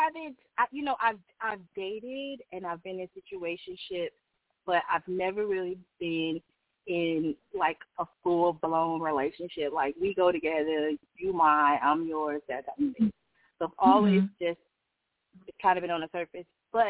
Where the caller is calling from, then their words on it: Los Angeles, California, United States; I'm calling from Los Angeles.